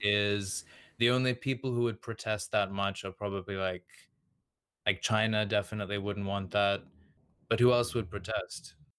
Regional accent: Australia; first language Serbian; English is a second language; I was just born and raised, um, here

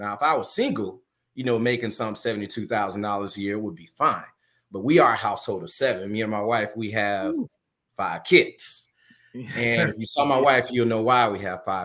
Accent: Orlando, Florida, United States; moved away; also born or lived in Atlanta, Georgia; I am originally from Orlando, Florida.

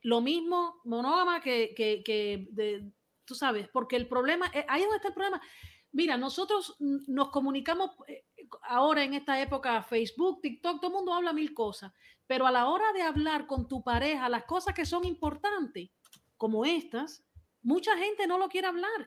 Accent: Cuba; Aquí todos somos cubanos

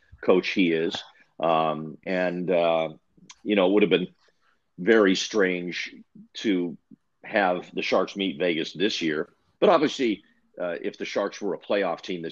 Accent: Yukon, Canada; moved away; I was in high school in the Yukon Territory

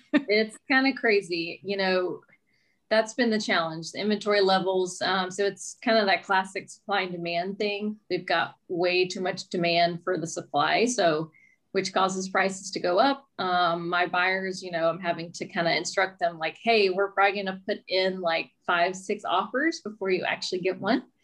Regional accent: Mobile, Alabama, United States; moved away as an adult; now in St. Petersburg, United States; I'm originally from Mobile, Alabama, and born and raised.

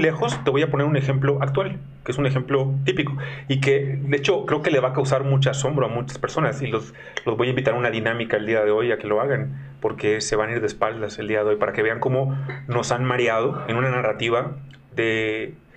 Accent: Mexico; soy mexicano

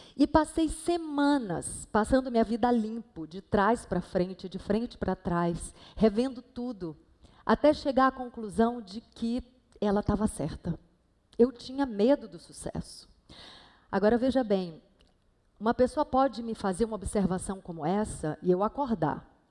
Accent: Salvador, Bahia, Brazil; moved away as an adult; now in Rio de Janeiro, Brazil; quintal da casa que eu cresci, lá em Salvador

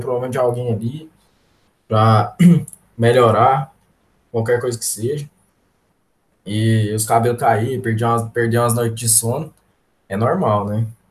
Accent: Goiás, Brazil; eu sou, sou goiano aqui

